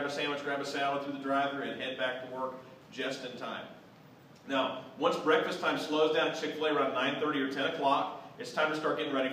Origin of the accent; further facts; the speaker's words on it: Southwest Ohio, United States; I grew up in Southwest Ohio